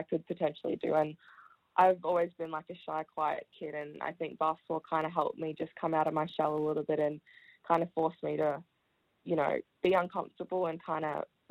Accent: Melbourne, Victoria, Australia; also born or lived in Wellington, New Zealand; I was born in New Zealand, Wellington. And my family and I moved to Australia, to Melbourne, when I was 5. So I started primary school at Oak Park Primary School

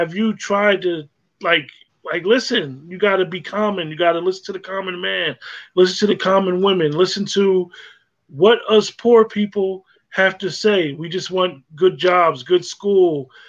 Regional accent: New Jersey, United States; moved away; I grew up in New Jersey, and it's bigger cities

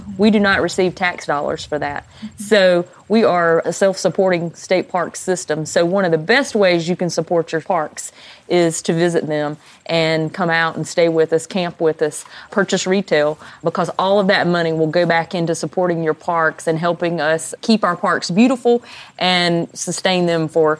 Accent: the Midlands of South Carolina, United States; I grew up and live in the Midlands of South Carolina.

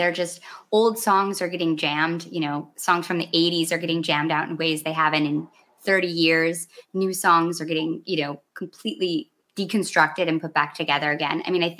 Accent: Midwest, United States; because I'm from the Midwest.

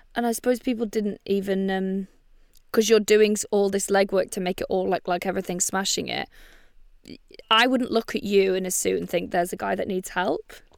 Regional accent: Bangor, Wales, United Kingdom; born or raised there

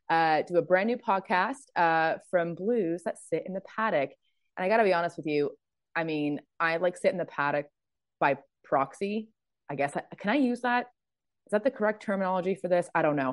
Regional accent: Birkenhead, North West England, United Kingdom; two people who loved each other very much created me in a place called Birkenhead. Love that for me. So I was born in Arrow Park and grew up being a Blue, basically.

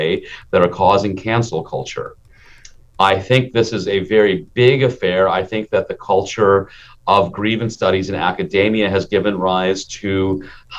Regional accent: Minnesota, United States; also born or lived in India; I was a kid in Minnesota in the 1970s

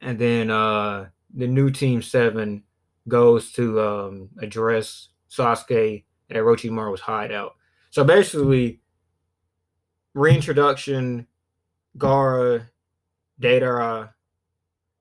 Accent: south of Alabama, United States; I'm from the south of Alabama, so my accent

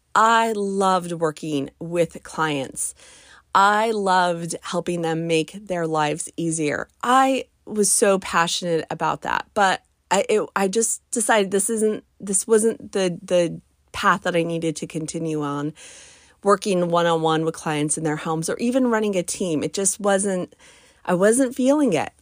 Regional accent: United States; my home country of the United States of America

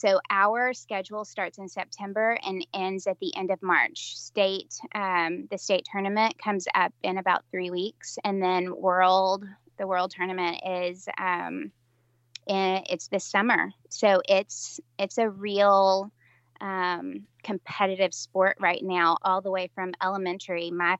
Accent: Tennessee, United States; I'm from Middle Tennessee and, started out in West Tennessee, but then moved into Middle Tennessee as an adult.

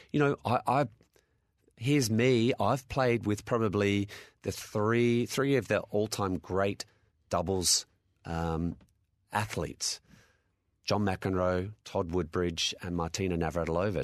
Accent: Adelaide, South Australia, Australia; I'm from Adelaide

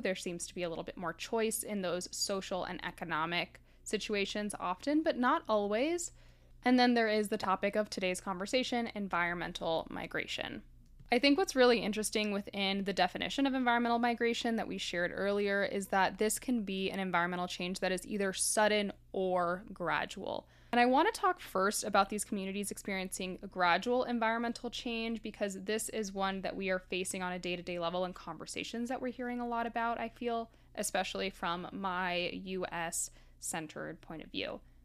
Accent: Miami, Florida, United States; I grew up in Miami

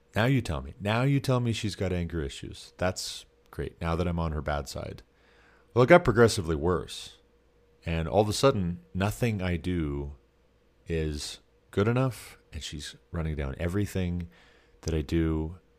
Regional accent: Montana, United States; I'm from Montana

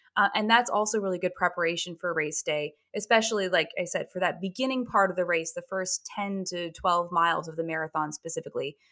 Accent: Hartford, Connecticut, United States; my hometown marathon

